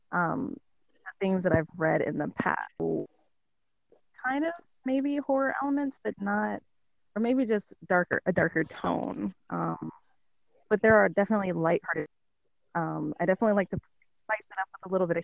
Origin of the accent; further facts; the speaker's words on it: Alaska, United States; also born or lived in the South (US); now in the South, United States; I'm from Alaska. I live in the South now.